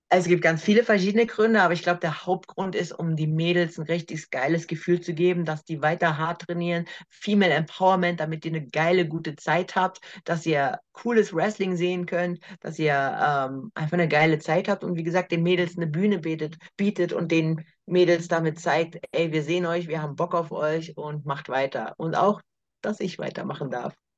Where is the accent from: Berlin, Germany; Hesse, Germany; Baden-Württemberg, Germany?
Berlin, Germany; in Berlin, in meiner Heimatstadt